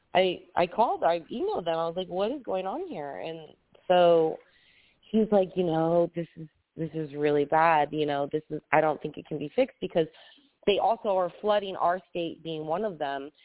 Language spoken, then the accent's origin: English; United States; leave this state, my hometown